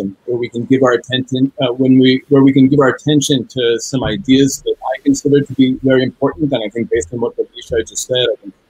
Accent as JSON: {"language": "English", "town": "New York City", "region": "New York", "country": "United States", "tie": "born or raised there", "moved": "as an adult", "lives_now": "Israel", "said": "I was born and raised in New York City, the first person in my family to be born in the United States"}